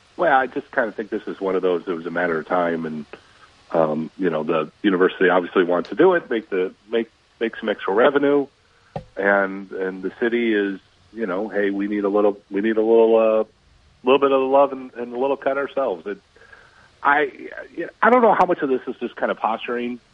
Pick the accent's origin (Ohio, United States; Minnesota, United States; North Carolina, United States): Minnesota, United States; moved away; I grew up in Minnesota